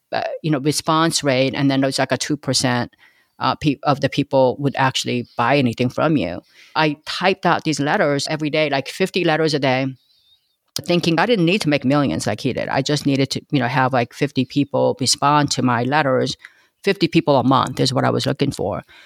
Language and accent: English; Los Angeles, California, United States; first language Korean; English is a second language; also born or lived in Korea; I grew up in East L